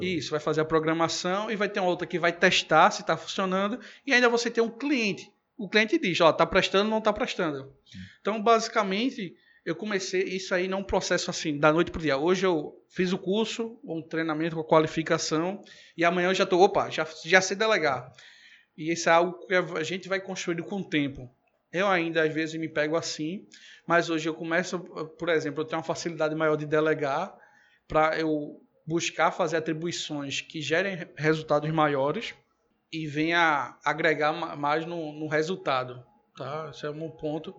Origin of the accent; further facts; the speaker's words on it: Recife, Pernambuco, Brazil; Eu venho de uma família aqui humilde do, do Recife e fui criado mais parte, boa parte da minha infância, e adolescência